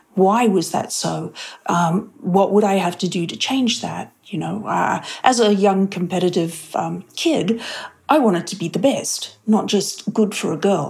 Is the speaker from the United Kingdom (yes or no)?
no; Australia; moved away as an adult; also born or lived in Sydney, Australia; now in Pleasanton, United States; being an Australian overseas